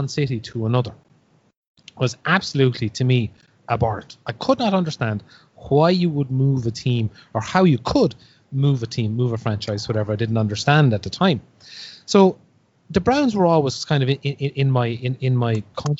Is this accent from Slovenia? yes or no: no; Ireland; as a kid growing up in Ireland, we had very little access to live sports on TV.